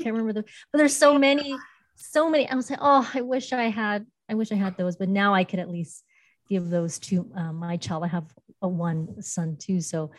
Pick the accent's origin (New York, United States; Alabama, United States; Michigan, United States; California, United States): California, United States; Los Angeles; being growing up in LA County and then my mom always trying to force the Chinese on me. And I said, I don't want to speak Chinese. I'm American.